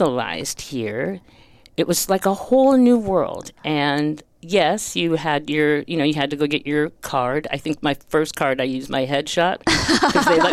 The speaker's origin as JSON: {"language": "English", "town": "Detroit", "region": "Michigan", "country": "United States", "said": "I'm from Detroit"}